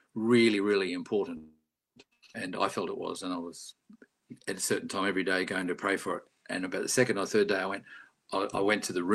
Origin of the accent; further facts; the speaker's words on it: Australia; I was being too Aussie